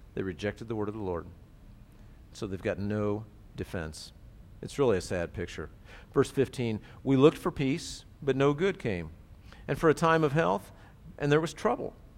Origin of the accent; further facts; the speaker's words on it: United States; I'm an American